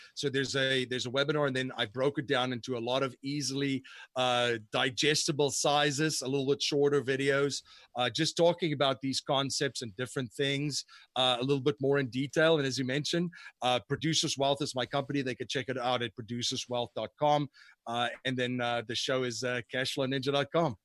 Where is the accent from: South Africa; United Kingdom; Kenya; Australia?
South Africa; moved away; growing up in South Africa, I went to a very prestigious school and university